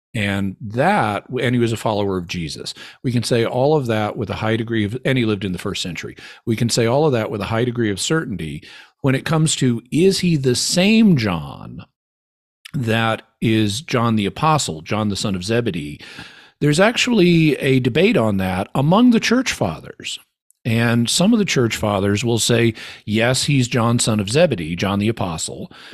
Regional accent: Arkansas, United States; moved away as an adult; also born or lived in California; I grew up here in Arkansas.

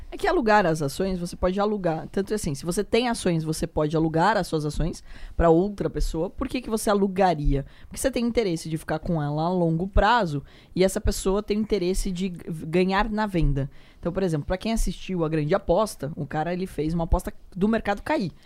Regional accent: Porto Feliz, São Paulo, Brazil; also born or lived in Sorocaba; Eu sou de Porto Feliz

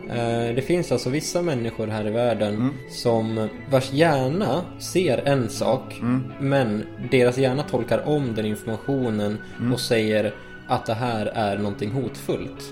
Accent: Sweden; jag är ju svensk

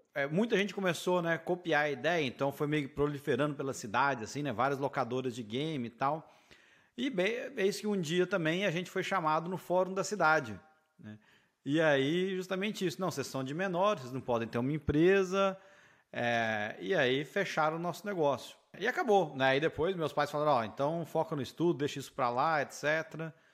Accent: Patrocínio, Minas Gerais, Brazil; quando eu era né, adolescente em Minas, tinha, sei lá, 14 anos, 15. Também sou de Minas, só que eu sou do interior, sou de patrocínio

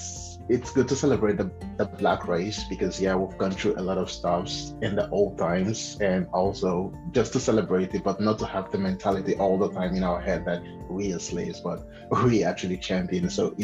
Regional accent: Lagos, Nigeria; moved away as an adult; also born or lived in Ebonyi State, Nigeria; now in Germany; Yes, I'm from Ebonyi State, but I grew up in Lagos.

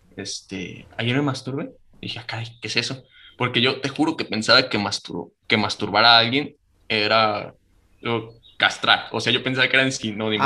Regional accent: Michoacán, Mexico; eso está cerquita de mi pueblo

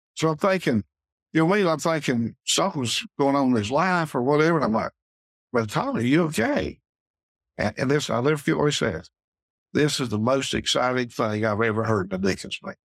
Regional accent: Pickens, South Carolina, United States; in church I grew up in Mountain Grove Baptist up above Pickens

